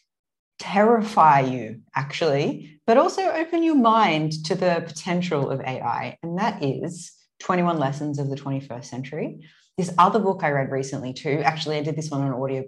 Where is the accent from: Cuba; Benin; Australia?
Australia; Sydney, New South Wales; moved away as an adult; also born or lived in Gold Coast, Australia; now in Istanbul, Turkey; I grew up in Sydney, but spent the last 5 or 6 years on the Gold Coast